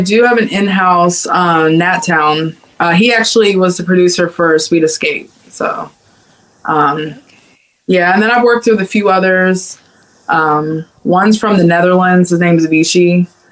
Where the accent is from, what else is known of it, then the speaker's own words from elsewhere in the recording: Cincinnati, Ohio, United States; I'm from Cincinnati, Ohio